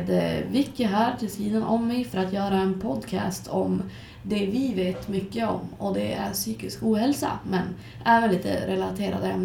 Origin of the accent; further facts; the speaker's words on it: Arvidsjaur, Norrbotten County, Sweden; now in Ursviken, Sweden; bor i Ursviken kommer ju egentligen inte från Skellefteå utan jag flyttade hit från Arvidsjaur 85 faktiskt.